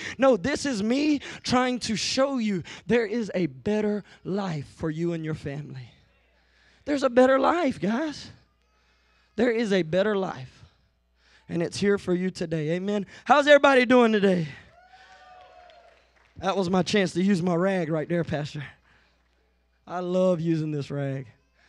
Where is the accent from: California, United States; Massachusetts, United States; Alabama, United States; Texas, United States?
Alabama, United States; Citronelle; I'm from Mobile, Citronelle. I'm used to the plains. I'm used to flat ground, right?